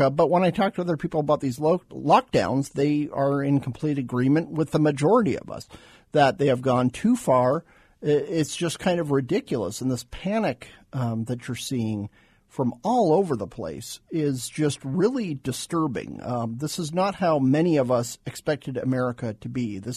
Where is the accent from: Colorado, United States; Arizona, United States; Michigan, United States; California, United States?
Arizona, United States; Phoenix; also born or lived in Tucson; Arizona kid. I grew up in Phoenix, grew up in Tucson.